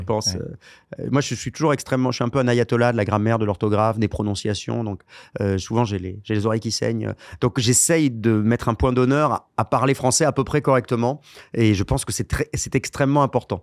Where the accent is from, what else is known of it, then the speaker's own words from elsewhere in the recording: Bordeaux, Nouvelle-Aquitaine, France; j'étais originaire de Bordeaux